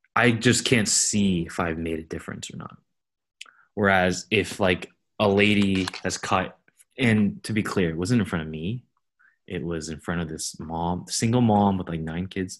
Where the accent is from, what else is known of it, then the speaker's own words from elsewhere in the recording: Fremont, California, United States; growing up in Fremont, it's slightly different demographically